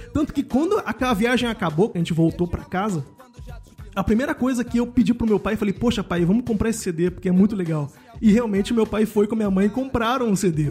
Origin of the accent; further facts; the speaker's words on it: Rio de Janeiro, Brazil; moved away as an adult; now in Germany; eu venho de Cordovil, né, com muito orgulho, uhum. eu falo isso sempre, e morando no subúrbio carioca